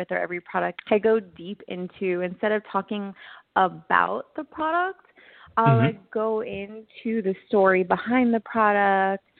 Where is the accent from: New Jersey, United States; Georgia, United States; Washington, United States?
New Jersey, United States; East Brunswick; moved away as an adult; also born or lived in Manhattan, New York / Los Angeles, California; I was born in East Brunswick, New Jersey